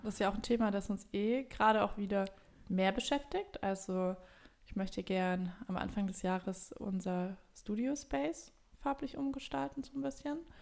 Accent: Germany; wir jetzt als Deutsche

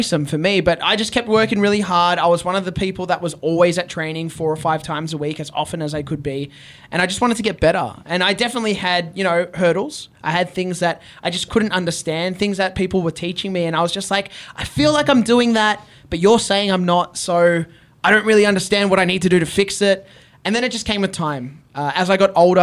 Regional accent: Australia; I'm a wrestler from Australia

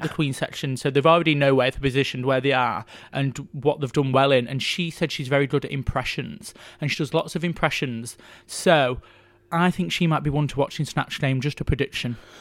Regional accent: Yorkshire and the Humber, United Kingdom; I'm from Yorkshire

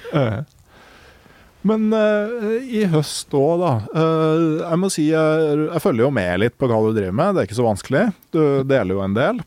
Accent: Gausdal, Innlandet, Norway; som i Gausdal, der jeg kommer fra

